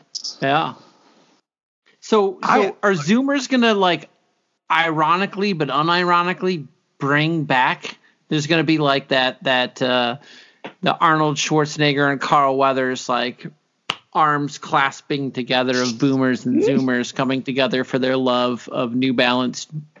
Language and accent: English; South Africa; South African.